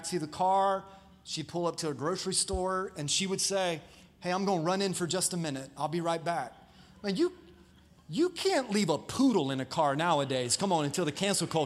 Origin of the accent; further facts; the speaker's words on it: Dover, Florida, United States; I grew up in Dover, Florida